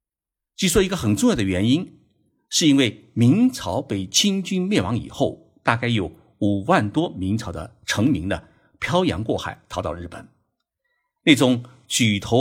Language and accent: Chinese; China; now in Japan; 我们中国人在日本